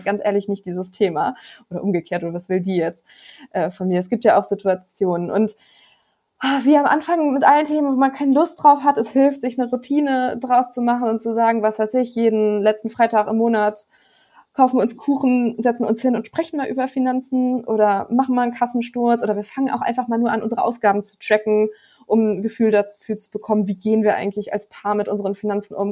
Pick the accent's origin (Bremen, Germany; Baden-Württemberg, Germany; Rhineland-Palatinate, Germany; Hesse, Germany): Bremen, Germany; ich komme aus Bremen, da sind die Immobilienpreise noch nicht so hoch wie in anderen Städten